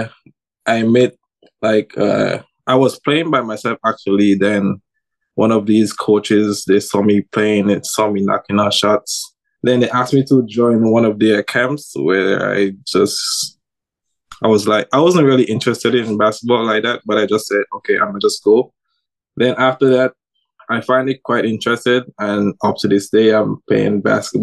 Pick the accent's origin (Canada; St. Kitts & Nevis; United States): St. Kitts & Nevis; Nevis; now in Taiwan; life growing up in Nevis, because I'm from Nevis